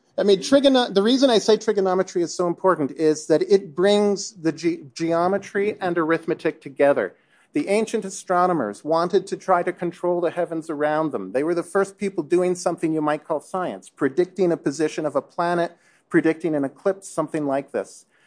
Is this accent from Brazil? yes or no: no; Canada; I'm from Canada